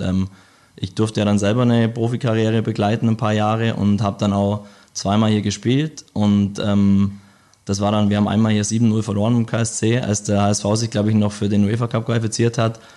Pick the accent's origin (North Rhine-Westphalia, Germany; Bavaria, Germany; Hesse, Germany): Bavaria, Germany; Memmingen; moved away; ich komme aus Memmingen